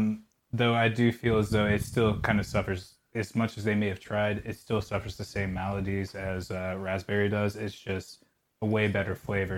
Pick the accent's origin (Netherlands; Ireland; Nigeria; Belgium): Ireland; As an Irish lad, it's really weird, but I hate potatoes.